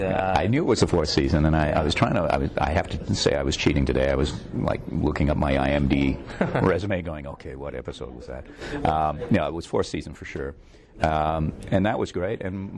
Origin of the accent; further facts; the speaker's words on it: Toronto, Ontario, Canada; Toronto, and I trained in New York, Circle in the Square Theater School.